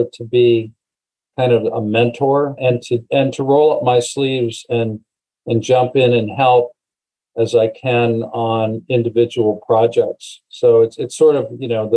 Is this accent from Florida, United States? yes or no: no; Erie, Pennsylvania, United States; moved away as an adult; also born or lived in Arizona / California / Southern Ohio / New York; I really grew up, you know, junior or middle school and high school in Erie, Pennsylvania, up on the lake.